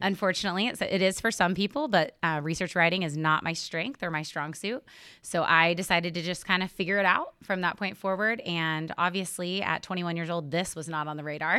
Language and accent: English; Helena, Oklahoma, United States; also born or lived in Stillwater, Oklahoma; I grew up in Northwest Oklahoma in a small town called Helena, not to be confused with Helena, Montana